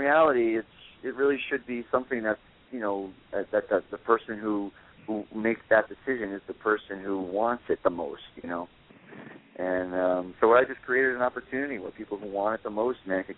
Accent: New Jersey, United States; I'm from New Jersey, and all my guys are from Brooklyn

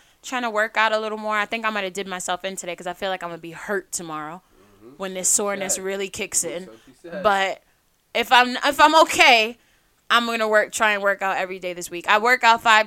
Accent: New York City, New York, United States; growing up in Queens

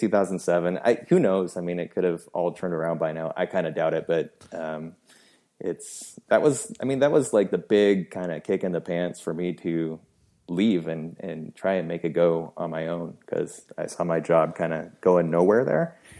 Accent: Seattle, Washington, United States; I was born and raised in Seattle, Washington. So I'm still living here

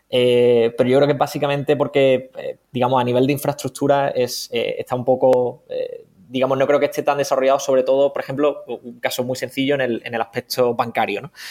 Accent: Cádiz, Andalusia, Spain; moved away; soy de Cádiz

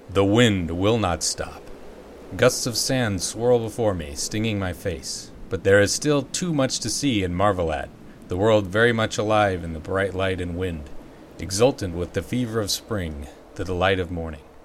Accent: United States

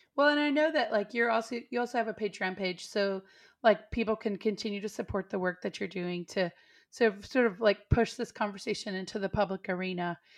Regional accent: Texas, United States; also born or lived in East Nashville, Tennessee; now in Nashville, United States; I come from Texas

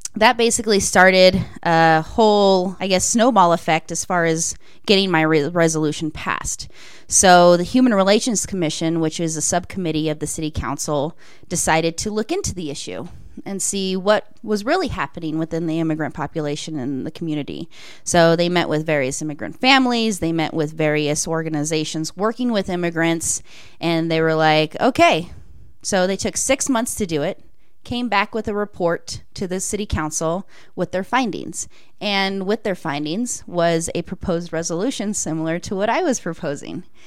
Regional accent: Greeley, Colorado, United States; I was born and raised in Greeley

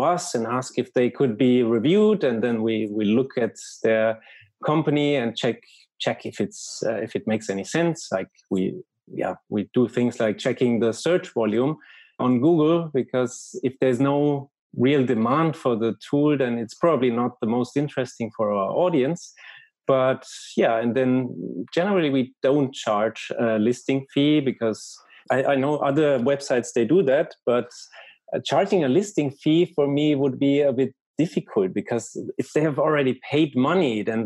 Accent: Germany; accent: German; English is a second language; now in Barcelona, Spain; by my accent already, some people have noticed that I'm probably from Germany. I live in Barcelona

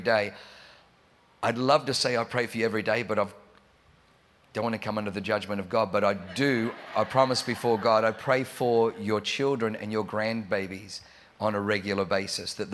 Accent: Australia; accent: Australian; moved away as an adult; also born or lived in Germany; now in San Diego, United States; I was born in Germany, but I grew up in Australia.

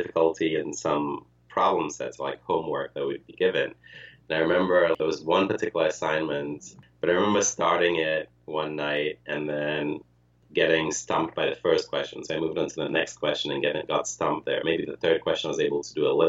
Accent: Ghana; moved away as an adult; also born or lived in Ukraine; now in United States; I was born in the Soviet Union, in Ukraine, moved to Ghana, grew up and was raised in Ghana, and then moved to the U.S. for college.

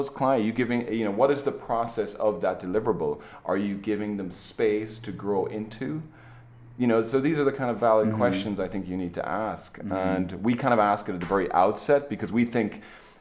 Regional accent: Ireland; now in United States; I'm an Irishman myself

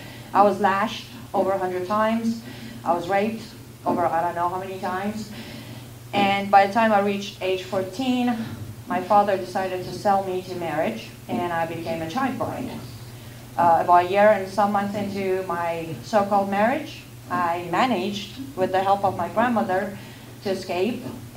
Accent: Iran; now in United States; I was born and raised in the Islamic Republic of Iran.

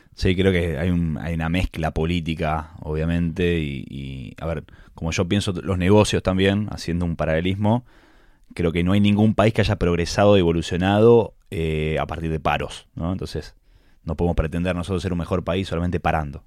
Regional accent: Rosario, Santa Fe, Argentina; moved away as an adult; now in Buenos Aires, Argentina; Yo nací en Rosario, familia súper italiana

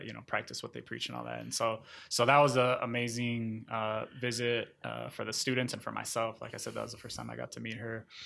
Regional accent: Minnesota, United States; moved away as an adult; also born or lived in Florida / Sonora, Mexico / Syracuse, New York / Arizona; Minnesota, which is where my family moved when I was eight

